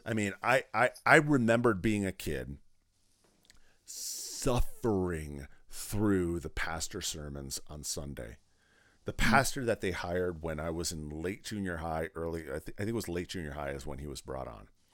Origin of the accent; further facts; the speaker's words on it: Pardeeville, Wisconsin, United States; moved away; I grew up in South Central Wisconsin in a small town called Partyville. Pardeville